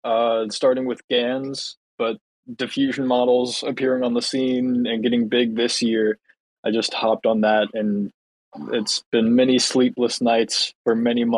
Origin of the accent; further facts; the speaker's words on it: South Carolina, United States; I'm from South Carolina